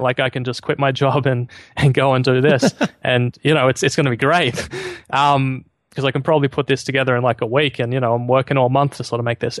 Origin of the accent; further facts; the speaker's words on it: Australia; I'm an Aussie living in Sydney at the moment